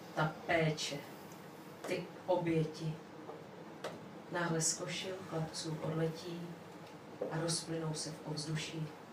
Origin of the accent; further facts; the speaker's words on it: Brno, South Moravian Region, Czechia; Jsem z Brna